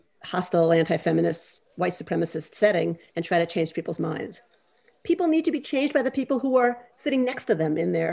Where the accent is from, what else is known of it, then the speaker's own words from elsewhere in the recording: New York, United States; I grew up in New York at the sort of end of the anti-Vietnam War movement